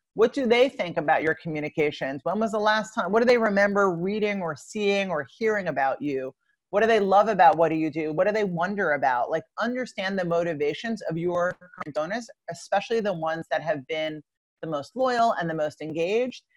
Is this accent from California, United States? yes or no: no; Long Island, New York, United States; I grew up in Long Island, New York